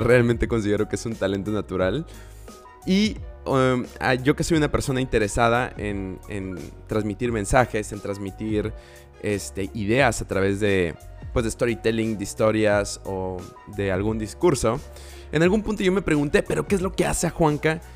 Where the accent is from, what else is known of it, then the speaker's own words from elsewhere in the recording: Villahermosa, Tabasco, Mexico; moved away; mi ciudad natal, que es Villahermosa, Tabasco. Y bueno, no es natal, pero donde crecí.